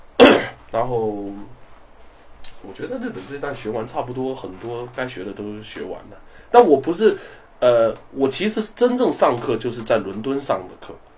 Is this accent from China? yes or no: yes; China; 我们是来自中国的Barber